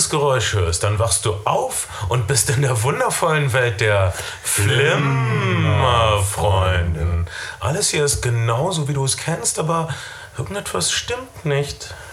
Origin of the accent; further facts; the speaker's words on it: North Rhine-Westphalia, Germany; Das also ist egal, aber ich komme aus Ostwestfalen